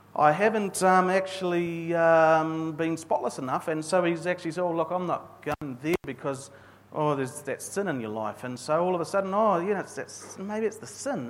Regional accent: New Zealand; I'm a Kiwi male

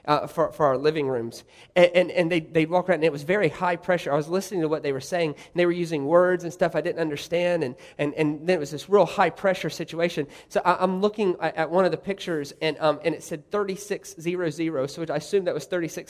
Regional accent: Goose Creek, South Carolina, United States; I said, listen here, lady, I'm from Goose Creek, South Carolina.

